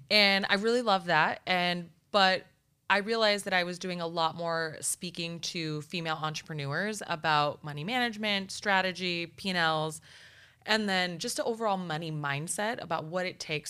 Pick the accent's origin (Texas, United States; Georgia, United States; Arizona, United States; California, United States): Arizona, United States; Nogales; I am literally from Nogales, Arizona